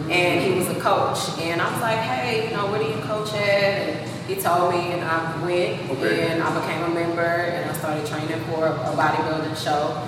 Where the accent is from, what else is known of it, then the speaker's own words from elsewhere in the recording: Houston, Texas, United States; moved away as an adult; also born or lived in San Antonio; I'm from Houston. From you, I'm Northside.